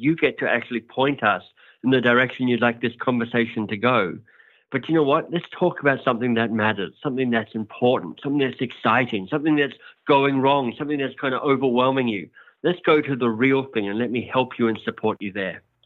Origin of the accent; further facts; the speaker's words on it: Australia; accent: Australian; moved away as an adult; also born or lived in Oxford, England / United States; now in Toronto, Canada; I'm Australian, hence my outrageously good accent.